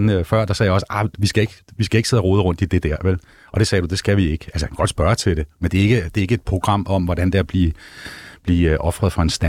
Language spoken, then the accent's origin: Danish; Vesterø, North Denmark Region, Denmark; Øh, for jeg er også Vestø-dreng. Jeg kommer der sådan, her 5-6 år.